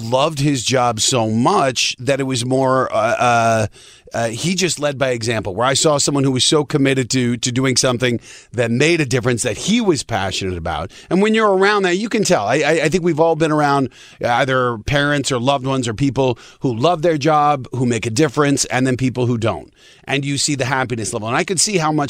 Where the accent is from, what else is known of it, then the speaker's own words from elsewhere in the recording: Denver, Colorado, United States; I grew up in Denver, the suburbs of Denver